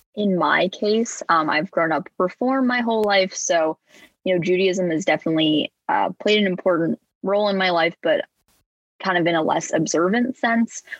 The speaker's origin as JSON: {"language": "English", "area": "northern suburbs of Chicago", "region": "Illinois", "country": "United States", "said": "I'm from the northern suburbs of Chicago. I live around a half hour from the city"}